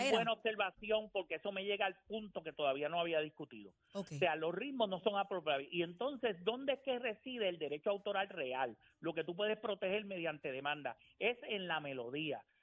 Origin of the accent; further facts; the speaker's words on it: Puerto Rico; yo soy boricua